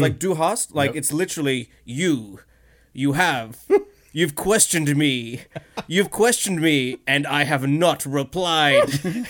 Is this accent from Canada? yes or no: no; Cherrybrook, New South Wales, Australia; I'm an Indian kid from Cherrybrook that's now stuck in German.